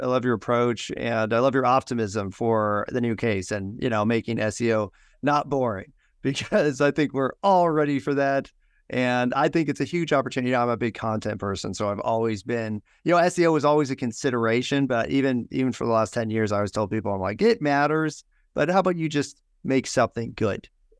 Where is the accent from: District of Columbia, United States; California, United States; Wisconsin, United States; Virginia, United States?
California, United States; Hey, I'm from California, so I get